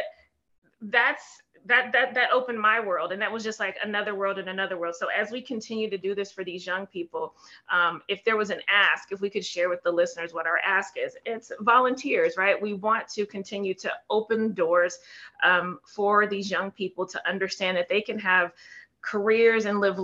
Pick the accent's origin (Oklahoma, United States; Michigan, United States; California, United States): California, United States; San Francisco; moved away; I'm in from San Francisco, right? So back in when I grew up, it was a small little city and working class people